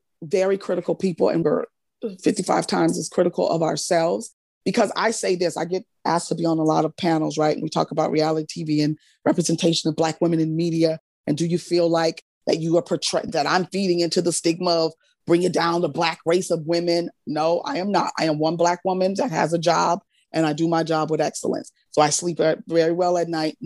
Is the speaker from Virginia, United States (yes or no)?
no; New Orleans, Louisiana, United States; I'm not only Southern, I'm from New Orleans